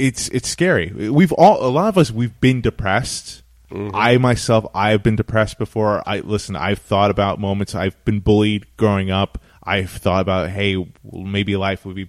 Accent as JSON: {"language": "English", "town": "West Islip", "region": "New York", "country": "United States", "tie": "born or raised there", "said": "growing up in West Islip"}